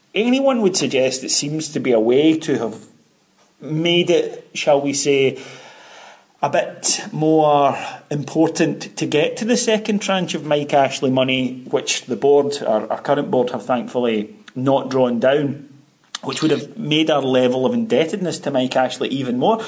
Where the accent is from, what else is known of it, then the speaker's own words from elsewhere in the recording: Ayrshire, Scotland, United Kingdom; now in Glasgow, United Kingdom; I wanted to move to Ayrshire back home